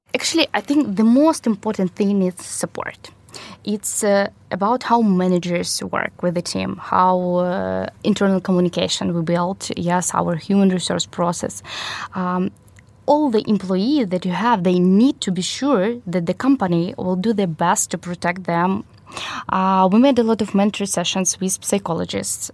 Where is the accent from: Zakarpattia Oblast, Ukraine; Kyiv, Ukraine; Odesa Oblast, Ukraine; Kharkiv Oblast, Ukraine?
Kyiv, Ukraine; I was born in Ukraine, in Kyiv, and continue to live here in Ukraine